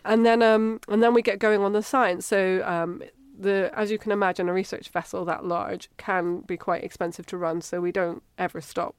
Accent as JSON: {"language": "English", "town": "Edinburgh", "region": "Scotland", "country": "United Kingdom", "tie": "born or raised there", "accent": "Scottish", "moved": "as an adult", "lives_now": "Cambridge, United Kingdom", "said": "I grew up in Edinburgh"}